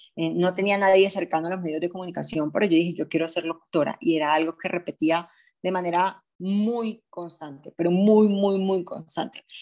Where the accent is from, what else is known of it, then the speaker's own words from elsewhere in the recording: Barranquilla, Atlántico, Colombia; moved away as an adult; now in Medellín, Colombia; soy de Barranquilla, pero vivo hace más o menos 8 o 9 años en Medellín.